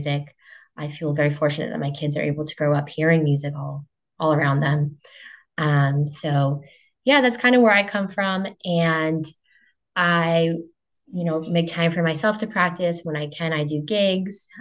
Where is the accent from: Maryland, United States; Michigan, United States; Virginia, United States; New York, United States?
New York, United States; New York City; moved away; I grew up in New York City and I went to a music school there.